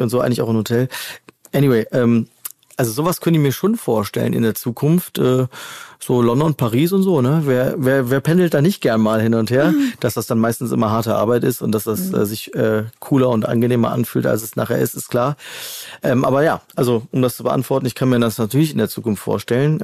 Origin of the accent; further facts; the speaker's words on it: Hennef, North Rhine-Westphalia, Germany; moved away as an adult; also born or lived in Troisdorf; now in Cologne, Germany; ich bin Hennefer. Noch genauer, ich bin eigentlich in Trostdorf geboren.